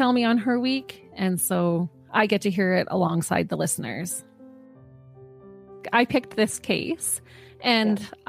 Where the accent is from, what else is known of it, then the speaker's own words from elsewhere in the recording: Canada; since we're Canadian podcasters